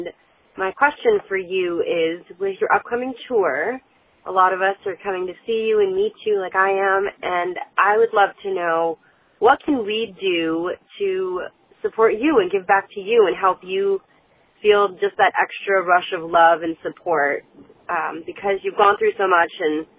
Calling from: Atlanta, Georgia, United States; I'm calling from Atlanta.

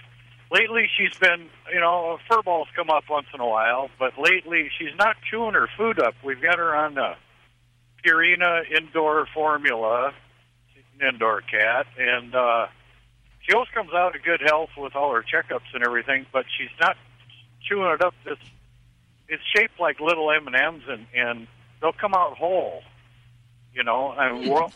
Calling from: South Dakota, United States; Well, I'm from South Dakota.

